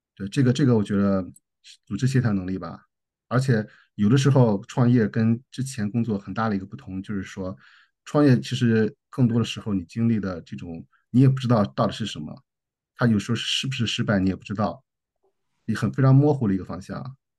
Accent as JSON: {"language": "Chinese", "country": "China", "moved": "yes", "lives_now": "Australia", "said": "尤其在澳洲，我们中国人不是，不是，嗯，最受欢迎的那，那，那，那，那些人吧"}